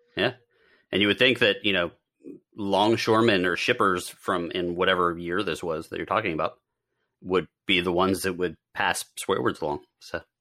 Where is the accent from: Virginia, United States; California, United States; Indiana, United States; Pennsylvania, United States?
Pennsylvania, United States; It's, uh, not Amish country, but I'm from Pennsylvania